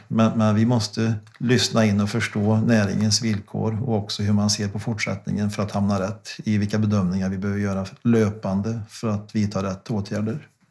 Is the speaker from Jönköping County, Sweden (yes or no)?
no; Värmland, Sweden; hemma, hemma i Värmland